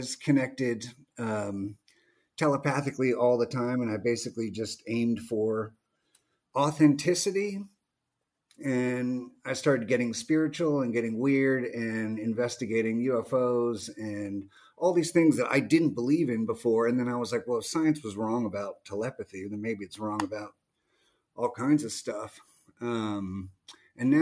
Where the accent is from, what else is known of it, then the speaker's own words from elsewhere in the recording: Virginia, United States; also born or lived in England; mostly raised in Virginia